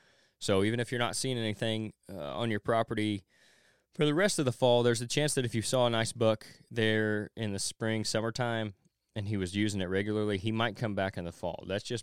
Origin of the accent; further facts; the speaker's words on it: Kentucky, United States; the winds of change are stirring in some states, including my home state of Kentucky.